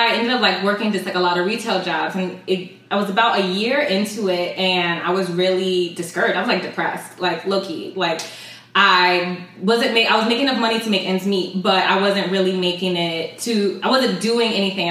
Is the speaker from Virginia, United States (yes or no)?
yes; Southern Virginia, United States; moved away as an adult; now in New York City, United States; I'm from Virginia originally